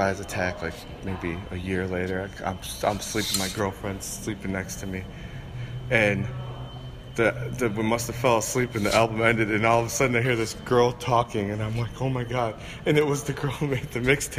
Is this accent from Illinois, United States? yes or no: no; Cleveland, Ohio, United States; we're from Cleveland.